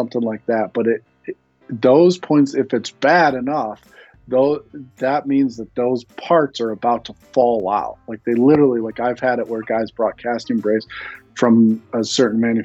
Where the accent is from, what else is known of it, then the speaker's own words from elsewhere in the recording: West Michigan, United States; I grew up in West Michigan, and where I grew up, fishing in Michigan is pretty big